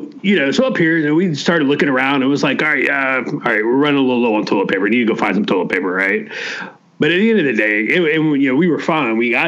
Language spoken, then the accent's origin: English; the panhandle of Florida, United States; Growing up in Florida, obviously, hurricane season was always generally a significant emotional event for us. You know, it was just, you were going to get a hurricane, in the panhandle of Florida